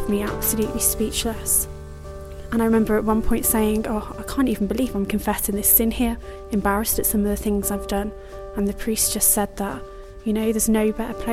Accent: England, United Kingdom; I'm 24 years old and I'm from England

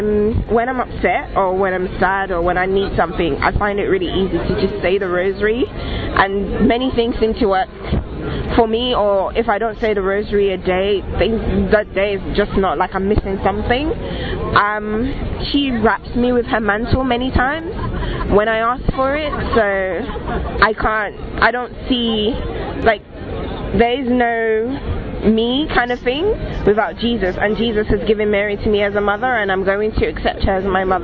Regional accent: Nigeria; I'm from Nigeria. I'm 25.

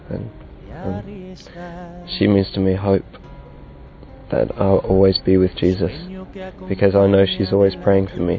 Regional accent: England, United Kingdom; I'm 22 years old and I'm from England.

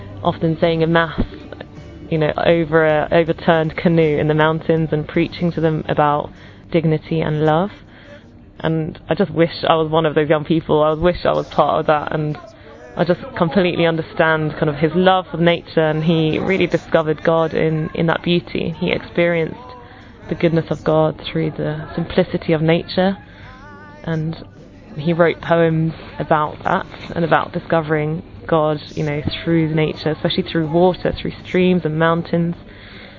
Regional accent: England, United Kingdom; I'm from England

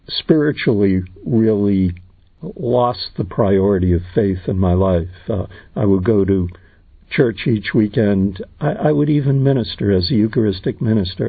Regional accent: Boston, Massachusetts, United States; I grew up in the Boston area

